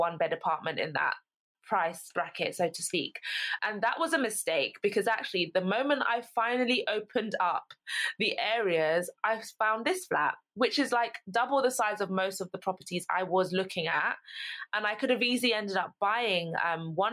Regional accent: London, United Kingdom; moved away as an adult; now in Essex, United Kingdom; I'm from London, born in London, lived in London my whole life up until university.

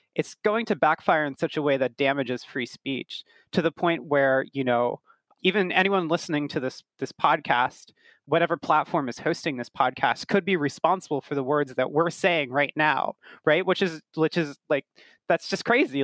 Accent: United States; also born or lived in Brooklyn, New York; as an American myself, I'm based in Brooklyn, in New York

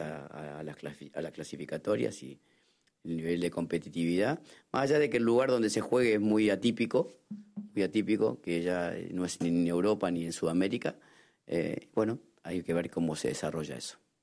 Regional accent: Argentina; como argentino

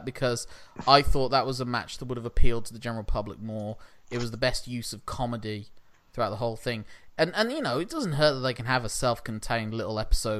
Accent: United Kingdom; But we're British

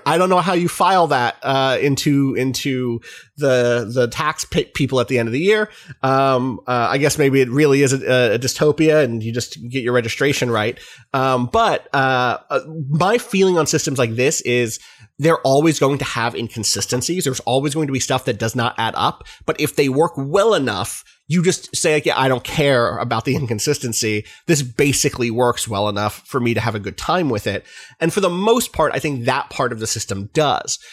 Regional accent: United States; as an American

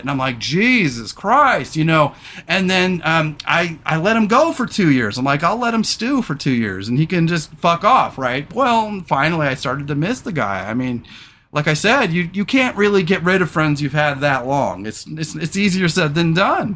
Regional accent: Redding, California, United States; also born or lived in Surf Central (coastal area); When I moved, for the first time, we moved to this kind of bohunk town called Redding, California

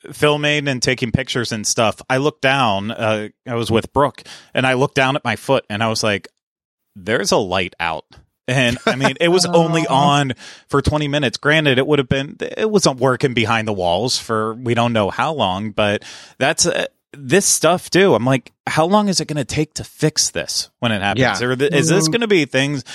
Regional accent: Pittsburgh, Pennsylvania, United States; now in Orlando, United States; growing up in Pittsburgh, Pittsburgh felt like a massive city.

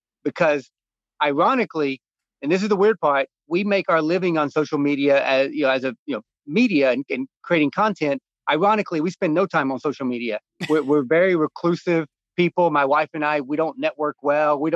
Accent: North Georgia, United States; When I was growing up in North Georgia, I spent my days when I was my daughter's age at 6, 7, I was chopping wood

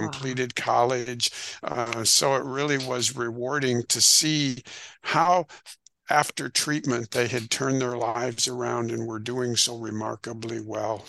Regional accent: Rockford, Illinois, United States; I grew up in northern Illinois, a town called Rockford, Illinois

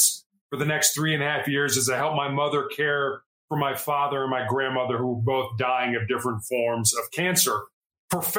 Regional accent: Chicago, Illinois, United States; I was born and raised in Chicago in the United States

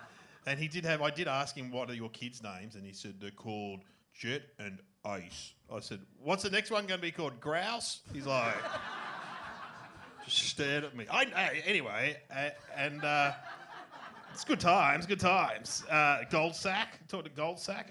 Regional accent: Melbourne, Victoria, Australia; I grew up in Melbourne

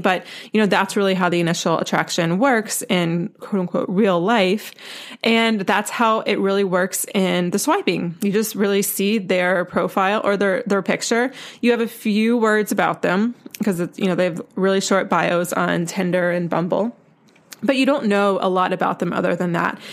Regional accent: North Carolina, United States; I'm from North Carolina, and I went to the University of North Carolina for college

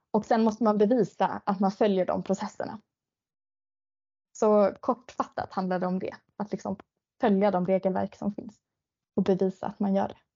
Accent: Piteå, Norrbotten County, Sweden; now in Stockholm, Sweden; Det hela började egentligen med att jag flyttade från Pite ner till Stockholm för att plugga till läkare.

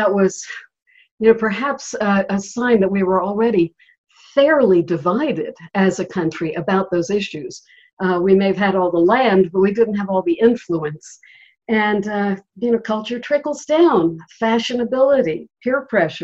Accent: Charleston, South Carolina, United States; Charleston is my hometown

